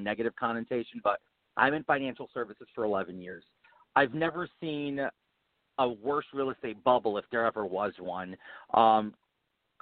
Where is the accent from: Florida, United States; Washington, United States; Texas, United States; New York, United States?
New York, United States; New York City; I'm a born and bred New York City guy